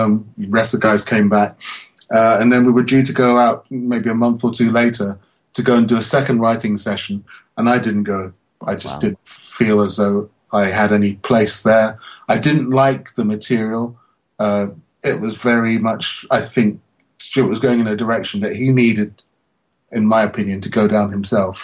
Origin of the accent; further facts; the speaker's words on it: London, United Kingdom; I'm this little guy from London